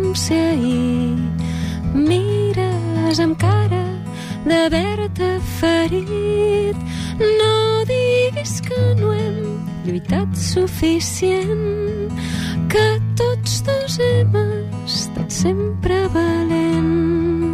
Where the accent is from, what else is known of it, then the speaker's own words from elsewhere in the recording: Barcelona, Catalonia, Spain; jo soc de Barcelona